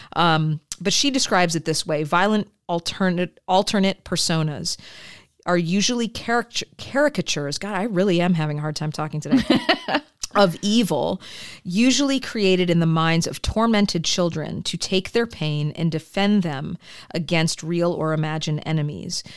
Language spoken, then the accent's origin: English; Midwest, United States; I grew up in the Midwest and the falls and the apple orchards.